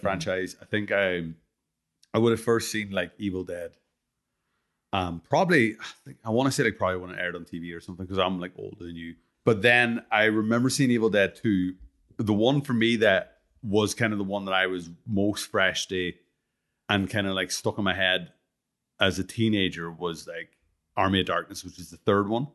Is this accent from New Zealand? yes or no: no; Ireland; I'm, I'm fucking Irish